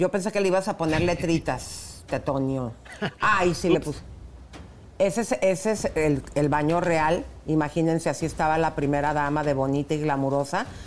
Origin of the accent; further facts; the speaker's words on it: Mexico; soy mexicana, chico.